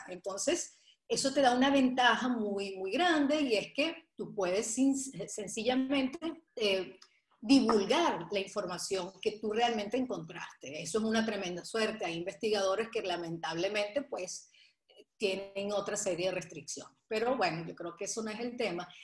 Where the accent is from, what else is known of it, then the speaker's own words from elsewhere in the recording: Venezuela; moved away as an adult; also born or lived in Portugal / Nantes, France / Madrid, Spain; now in Weston, United States; nací en Venezuela, a los tres años me fui a Portugal, nos fuimos a Portugal, y luego a los diez años regreso a Venezuela